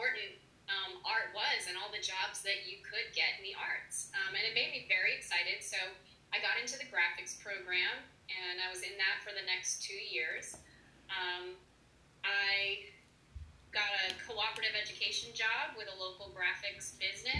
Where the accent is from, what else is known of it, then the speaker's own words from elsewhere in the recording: Maine, United States; moved away as an adult; also born or lived in Massachusetts; now in Nashville, United States; I'm from Maine originally.